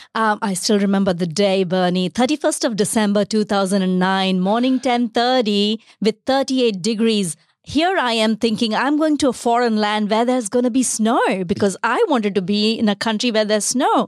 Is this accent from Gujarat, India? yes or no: yes; Bharuch, Gujarat, India; moved away as an adult; also born or lived in Chennai, India; now in Australia; I was brought up in the western part of India a state called Gujarat and a small city called Bharuch